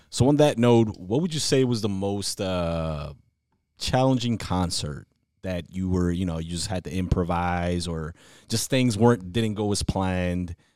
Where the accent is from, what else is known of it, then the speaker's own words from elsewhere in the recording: Bogotá, Colombia; I'm from Bogota